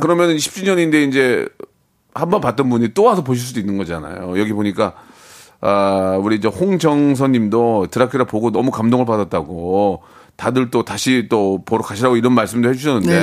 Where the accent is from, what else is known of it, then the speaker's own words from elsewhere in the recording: South Korea; 대한민국 사람으로서